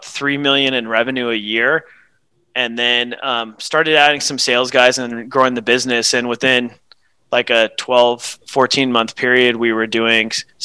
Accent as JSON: {"language": "English", "town": "Houston", "region": "Texas", "country": "United States", "tie": "born or raised there", "also_born_or_lived": "Tyler, Texas", "said": "I've spent most of my life growing up in the greater Houston area"}